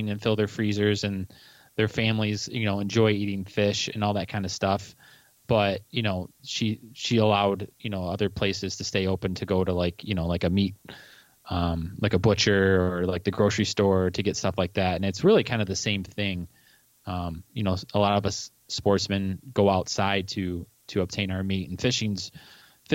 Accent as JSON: {"language": "English", "town": "Monroe", "region": "Michigan", "country": "United States", "tie": "born or raised there", "said": "I grew up down in Southeast Michigan, in Monroe, and, you know, Monroe borders Lake Erie"}